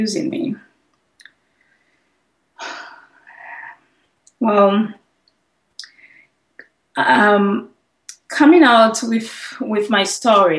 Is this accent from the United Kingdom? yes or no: no; St. Lucia; I'm from St. Lucia. I had to change all the names and places in my book. So in my book, you're going to see that I'm from Dominica, but originally I'm from St. Lucia. I'm a St. Lucian.